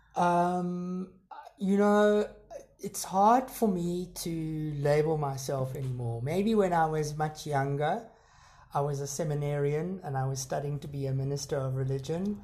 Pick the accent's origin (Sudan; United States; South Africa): South Africa; growing up in South Africa